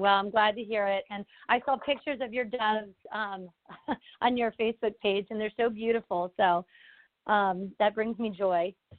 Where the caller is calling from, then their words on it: Pennsylvania, United States; from outside of Philadelphia.